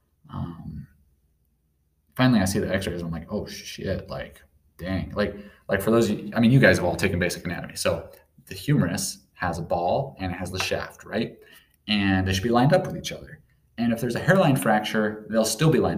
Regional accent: Sandpoint, Idaho, United States; moved away; the city of Sandpoint. That's the town I grew up

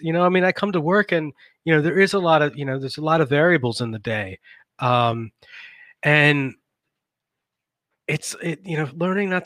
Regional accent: Northern Virginia, United States; also born or lived in Richmond, Virginia; I'm from Northern Virginia, or at least I have family in Northern Virginia.

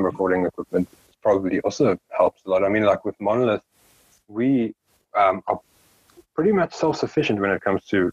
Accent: South Africa; we're a South African band, but then we're also a South African band from one of the smaller towns

